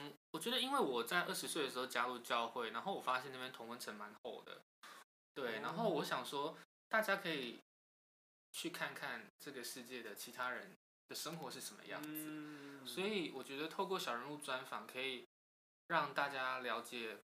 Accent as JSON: {"language": "Chinese", "town": "Banqiao", "region": "New Taipei", "country": "Taiwan", "said": "我台北人。"}